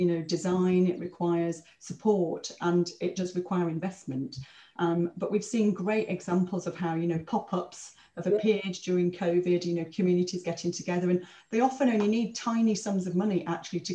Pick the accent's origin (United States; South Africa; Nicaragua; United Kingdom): United Kingdom; Blackpool, North West England; also born or lived in King's Cross, London; now in London, United Kingdom; I'm from Blackpool. I grew up next to one of the biggest council estates in Blackpool.